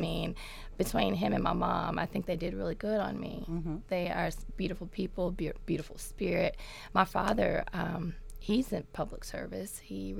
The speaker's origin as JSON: {"language": "English", "town": "Memphis", "region": "Tennessee", "country": "United States", "tie": "born or raised there", "said": "Orange Mound. What's up? Throw them O's. Yes, yes, yes."}